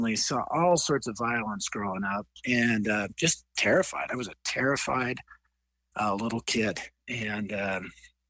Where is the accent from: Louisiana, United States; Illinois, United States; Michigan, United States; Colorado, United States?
Colorado, United States; Denver; It's true in Denver, Colorado, where I was raised. I was raised in a place called North Denver.